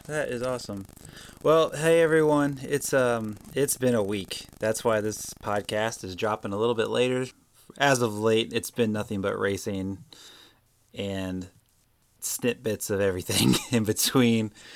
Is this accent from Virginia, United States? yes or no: yes; Prince George, Virginia, United States; Coming to you live from my hometown, Prince George, Virginia